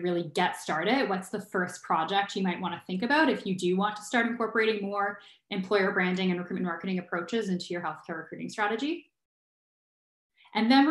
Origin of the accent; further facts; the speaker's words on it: Ottawa, Ontario, Canada; moved away as an adult; now in Kitchener-Waterloo, Canada; I also was born and raised in Ottawa, and I grew up in Ottawa until I was early 20s